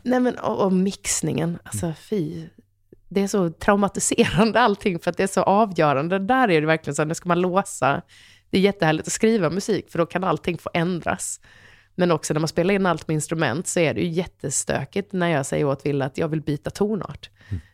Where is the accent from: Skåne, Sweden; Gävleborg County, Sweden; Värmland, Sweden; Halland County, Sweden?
Halland County, Sweden; Halmstad; jag är en hallänning som alla i Halmstad har pejl på vad morsan, vem morsan är